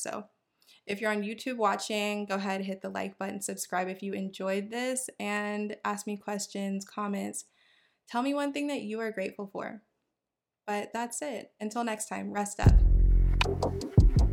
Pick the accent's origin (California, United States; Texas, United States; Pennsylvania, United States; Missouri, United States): Texas, United States; Houston; I am from Houston, Texas, born and raised